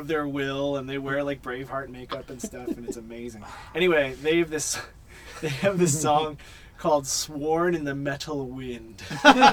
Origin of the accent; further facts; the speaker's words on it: Philadelphia, Pennsylvania, United States; moved away; I'm originally from Philly